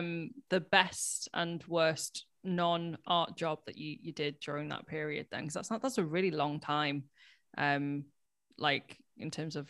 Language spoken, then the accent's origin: English; Warrington, North West England, United Kingdom; I grew up in Warrington